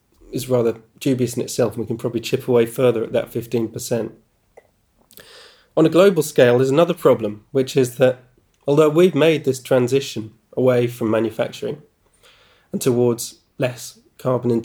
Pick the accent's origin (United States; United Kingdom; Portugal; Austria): United Kingdom; doing it as a British person